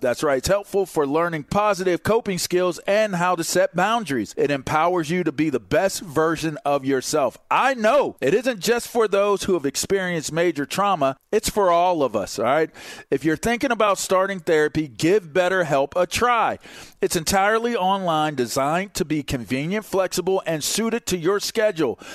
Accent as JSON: {"language": "English", "region": "East Coast", "country": "United States", "said": "I'm from the East Coast"}